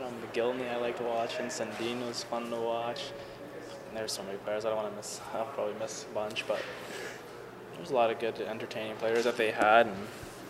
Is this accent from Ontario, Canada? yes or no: yes; Toronto, Ontario, Canada; moved away as an adult; now in Detroit, United States; I played in, you know, AAA pretty much growing up in Toronto and GTHL, and then when I was 16 I went to the OHL for 4 years